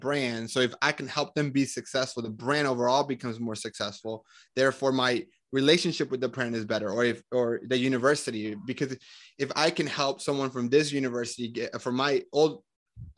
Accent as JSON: {"language": "English", "country": "Colombia", "moved": "yes", "lives_now": "United States", "said": "I'm from Colombia"}